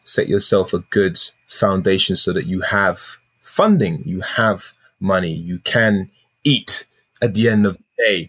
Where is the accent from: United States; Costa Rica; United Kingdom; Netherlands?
United Kingdom; London; I'm from South London.